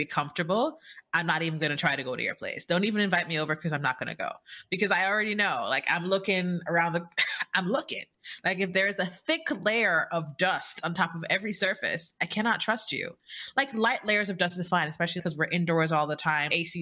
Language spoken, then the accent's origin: English; Jamaica; moved away as an adult; now in United States; I'm Jamaican